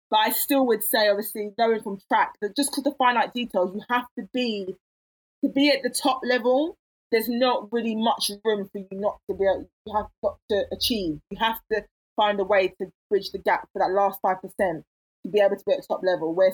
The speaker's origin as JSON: {"language": "English", "region": "England", "country": "United Kingdom", "tie": "born or raised there", "said": "Even if I was raised in England, the blood is still hot."}